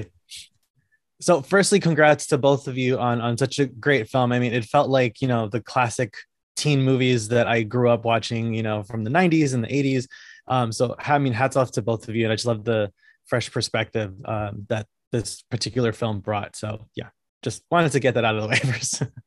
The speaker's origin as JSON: {"language": "English", "region": "Connecticut", "country": "United States", "tie": "born or raised there", "said": "I was born and raised in Connecticut"}